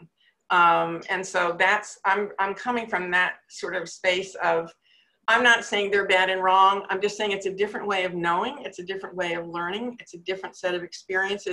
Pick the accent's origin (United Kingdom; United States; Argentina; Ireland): United States; Northeast; moved away as an adult; also born or lived in Manhattan, New York; now in North Carolina, United States; I come from the Northeast